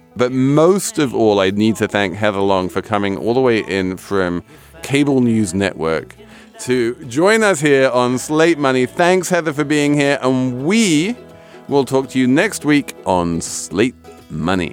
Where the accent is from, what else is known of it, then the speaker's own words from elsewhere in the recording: England, United Kingdom; moved away as an adult; now in United States; I'm English. I know this system very well, and I was shocked when I moved to the U S